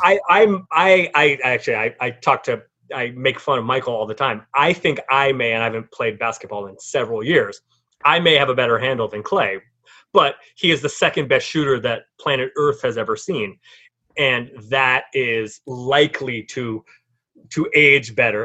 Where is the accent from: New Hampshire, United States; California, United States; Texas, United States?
California, United States; San Francisco; I grew up in San Francisco